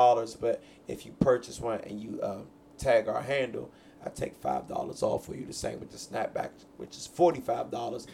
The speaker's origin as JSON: {"language": "English", "town": "Capitol Heights", "region": "Maryland", "country": "United States", "tie": "born or raised there", "said": "I am a native of Capitol Heights, so this is an ode to my hometown"}